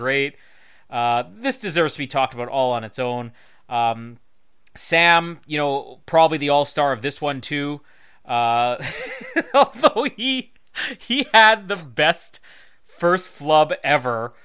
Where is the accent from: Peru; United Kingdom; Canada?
Canada; I'm the Canadian on the Oz Network